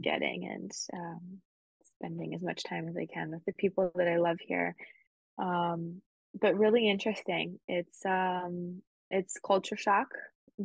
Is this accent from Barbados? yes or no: no; Spain; moved away; also born or lived in United States; I grew up in Spain